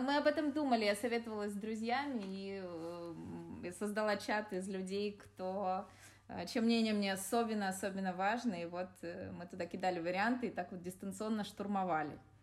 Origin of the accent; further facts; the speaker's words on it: Yekaterinburg, Sverdlovsk Oblast, Russia; я родом из Екатеринбурга